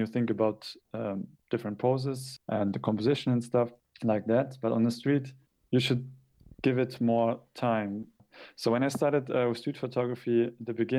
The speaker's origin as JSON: {"language": "English", "region": "Hamburg", "country": "Germany", "tie": "born or raised there", "also_born_or_lived": "Japan", "second_language": "English", "said": "I struggle a lot with doing street photography in my hometown"}